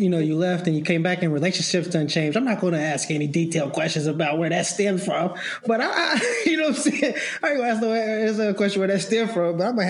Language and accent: English; Lexington, Kentucky, United States; moved away; I didn't come from a big city. I came from Lexington, Kentucky, which is almost just a little bit bigger than Charlottesville. And so it wasn't that big of an adjustment for me.